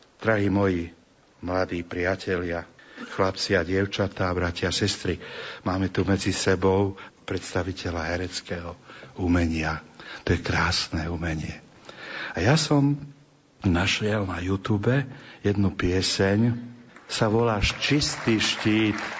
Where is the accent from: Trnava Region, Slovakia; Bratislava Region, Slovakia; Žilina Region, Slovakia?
Trnava Region, Slovakia; Trnava; U nás v Trnave